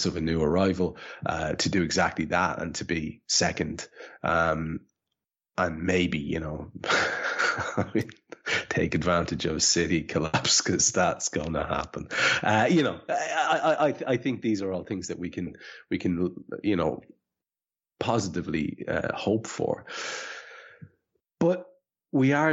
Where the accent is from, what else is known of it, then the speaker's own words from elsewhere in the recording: Ireland; as an Irish man